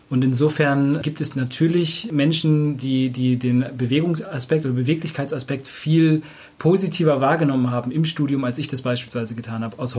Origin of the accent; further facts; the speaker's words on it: Hamburg, Germany; now in Cologne, Germany; Ich komme ursprünglich aus Hamburg, aber ich wohne jetzt in Köln hier in der Nähe von Markus.